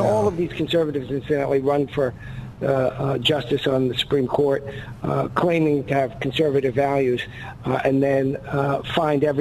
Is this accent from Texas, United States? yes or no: no; New York, United States; accent: New York; now in Little Rock, United States; I sound like I'm from northeast Arkansas, very northeast, also known as New York.